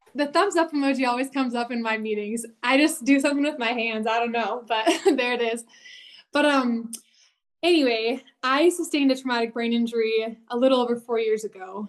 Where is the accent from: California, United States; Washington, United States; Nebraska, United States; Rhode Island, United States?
Washington, United States; moved away as an adult; also born or lived in British Columbia, Canada; now in Utah, United States; I grew up in Washington State